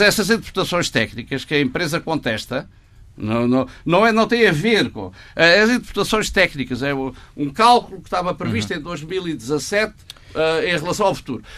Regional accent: Portugal; eu como economista e como português

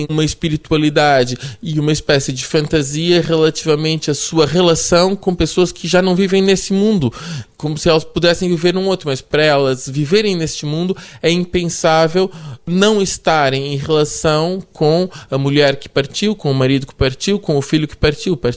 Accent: Brazil; born there; also born or lived in Portugal; E eu nasci no Brasil

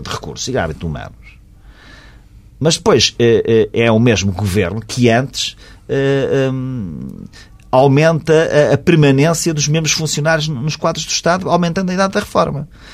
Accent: Portugal; como português, como contribuinte

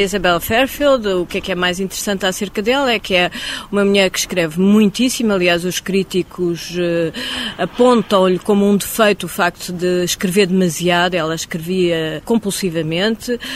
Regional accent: Mozambique; moved away; eu, como cresci em Moçambique

